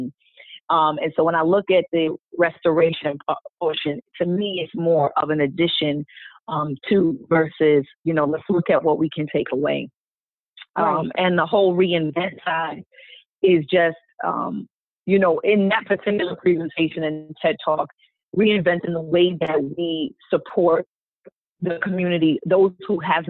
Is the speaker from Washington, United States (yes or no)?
no; New York, United States; I'm coming from New York, concrete jungle